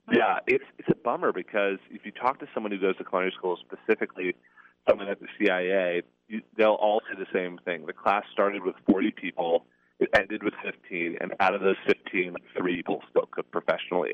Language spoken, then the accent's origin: English; Seattle, Washington, United States; moved away as an adult; also born or lived in Connecticut; I'm originally from Seattle, Washington